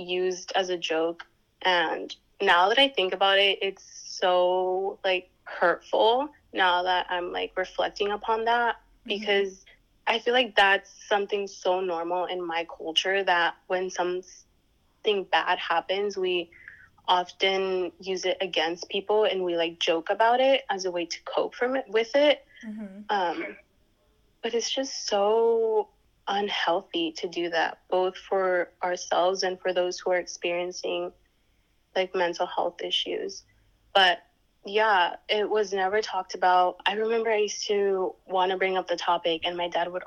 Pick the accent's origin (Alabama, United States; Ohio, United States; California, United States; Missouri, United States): California, United States; Santa Ana; I grew up in Santa Ana, California, which is in SoCal